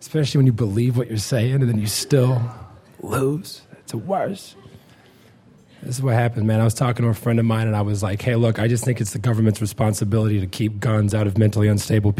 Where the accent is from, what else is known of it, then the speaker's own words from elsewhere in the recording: Missouri, United States; I'm from Missouri